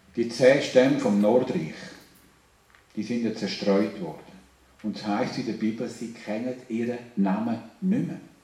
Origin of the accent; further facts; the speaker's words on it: Switzerland; Wir sind doch Schweizer, oder? Wir Schweizer sind ein besonderes Volk.